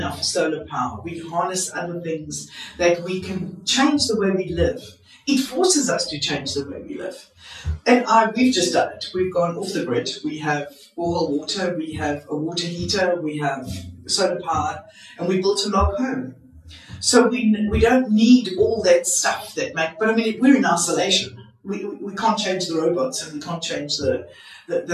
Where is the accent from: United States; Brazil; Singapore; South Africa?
South Africa; I'm a South African